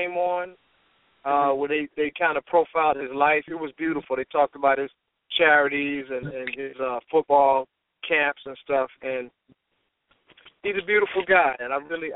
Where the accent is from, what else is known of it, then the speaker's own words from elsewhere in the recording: Landover, Maryland, United States; also born or lived in Laurel, Maryland; I grew up in Landover, Maryland as a kid, in Laurel, Maryland